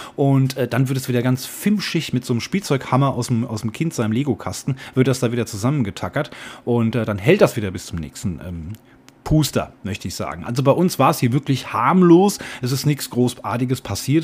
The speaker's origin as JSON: {"language": "German", "country": "Germany", "said": "wir als Deutsche"}